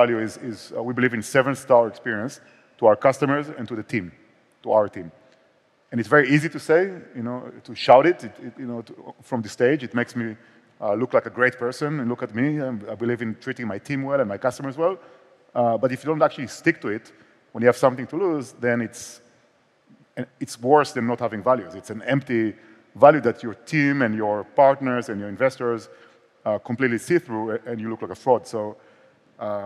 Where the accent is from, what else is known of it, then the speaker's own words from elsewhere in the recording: Israel; accent: Israeli; also born or lived in Barcelona; more like Israeli accent